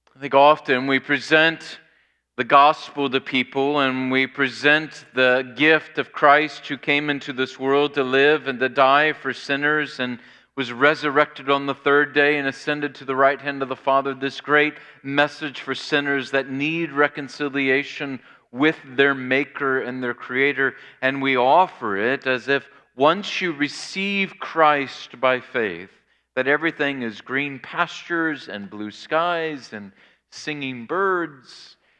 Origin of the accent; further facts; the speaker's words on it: Springfield, Illinois, United States; My hometown of Springfield, Illinois